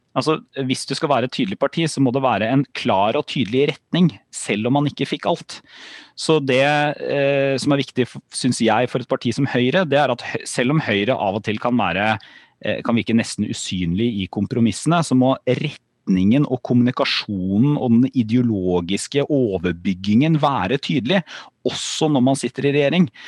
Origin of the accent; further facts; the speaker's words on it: Porsgrunn, Telemark, Norway; jeg er fra, fra Porsgrunn.